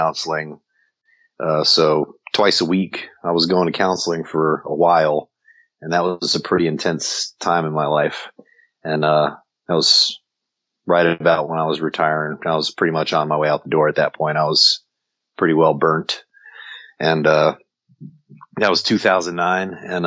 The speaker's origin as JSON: {"language": "English", "region": "New Jersey", "country": "United States", "tie": "born or raised there", "moved": "as an adult", "said": "born and raised in New Jersey"}